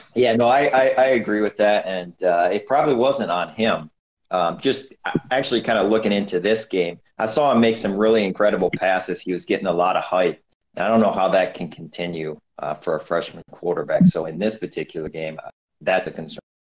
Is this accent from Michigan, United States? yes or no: yes; Michigan, United States; my home state of Michigan